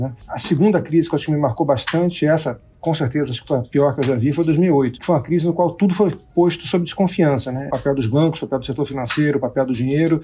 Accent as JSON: {"language": "Portuguese", "region": "Rio de Janeiro", "country": "Brazil", "tie": "born or raised there", "said": "Sou carioca também"}